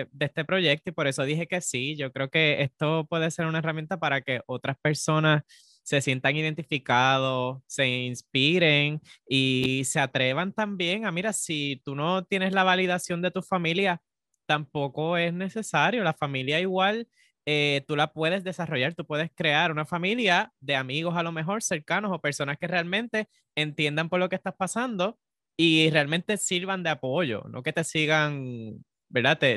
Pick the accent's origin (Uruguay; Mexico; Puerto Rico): Puerto Rico; nuestra primera palabra boricua del podcast.